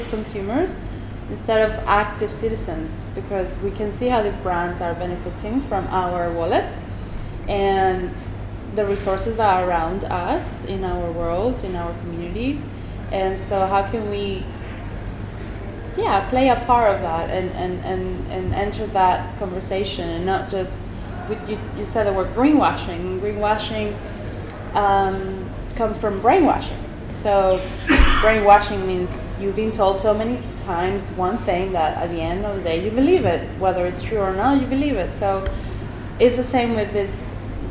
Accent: Venezuela; moved away; I come from Venezuela

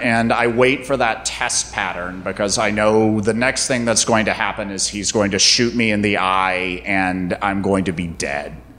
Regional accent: North Carolina, United States; also born or lived in Athens, Georgia; I grew up in North Carolina

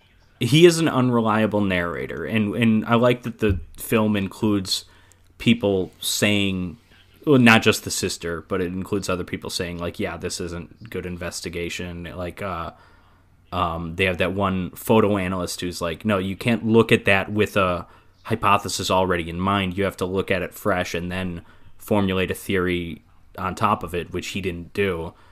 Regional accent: Waukesha, Wisconsin, United States; my hometown of Waukesha, Wisconsin

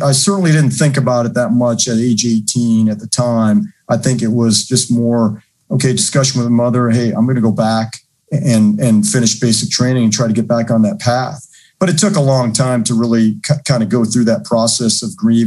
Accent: Minnesota, United States; moved away as an adult; Am I still in the state of Minnesota, which is great? Do I ever leave my hometown?

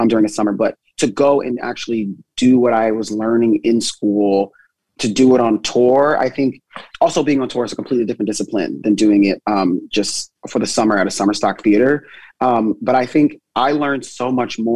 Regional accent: New Jersey, United States; moved away as an adult; now in New York, United States; I'm originally from Jersey, and then I moved to New York.

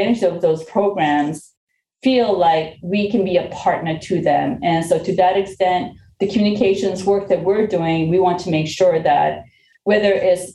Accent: Lawrence, Massachusetts, United States; also born or lived in Korea; I was not born in this country. I came from Korea at a very young age. And when my family first moved here, we actually lived in the city of Lawrence

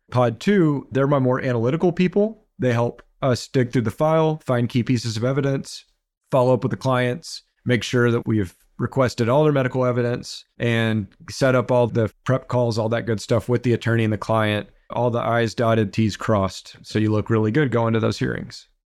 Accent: Beaumont, Texas, United States; also born or lived in Houston, Texas; I grew up in Beaumont, Texas.

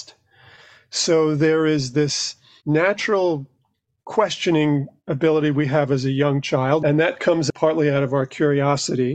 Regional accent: New York City, New York, United States; I grew up in New York, just outside Manhattan in Queens.

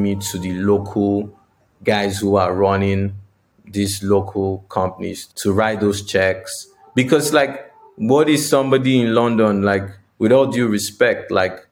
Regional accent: Nigeria; moved away; I'm from Nigeria

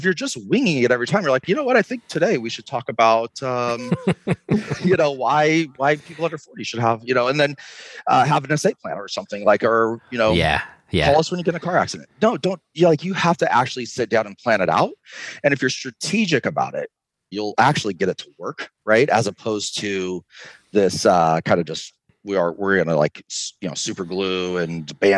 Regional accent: California, United States; Listen, I'm from California originally, so I don't like most of people from Idaho.

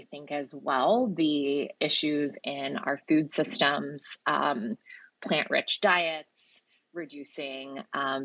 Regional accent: Georgia, United States; my home state and formerly your momentary state, Sean, Georgia

